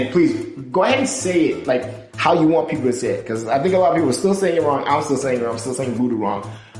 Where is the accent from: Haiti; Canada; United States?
Haiti; I was raised Christian in Haiti